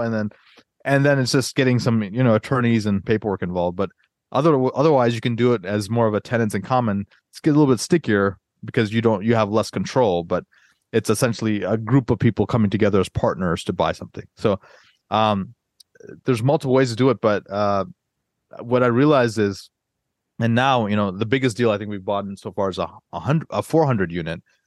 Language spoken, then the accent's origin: English; Atlanta, Georgia, United States; moved away as an adult; also born or lived in Northern Virginia; I grew up in Atlanta